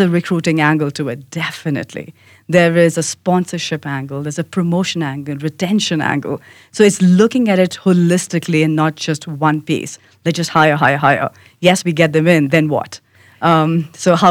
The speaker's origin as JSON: {"language": "English", "country": "India", "moved": "yes", "said": "I'm an immigrant, I have an accent, I'm from India"}